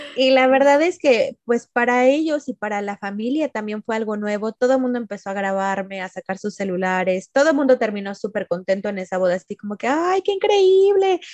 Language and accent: Spanish; Mexico; moved away; como mexicanos también, o sea, nosotros saludamos de abrazo, de beso